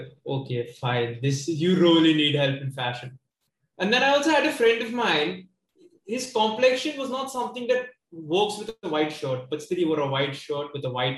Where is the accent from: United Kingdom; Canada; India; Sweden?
India; Mumbai, Maharashtra; I was born and brought up in South Bombay.